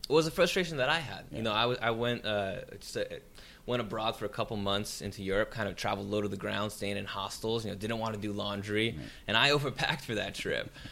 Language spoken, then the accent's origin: English; San Jose, California, United States; now in Los Angeles, United States; my hometown in San Jose